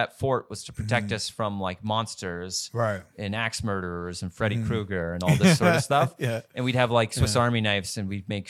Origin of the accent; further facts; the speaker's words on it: rural Southern Ontario, Canada; I grew up in rural Southern Ontario, which I think was a fabulous place to grow up.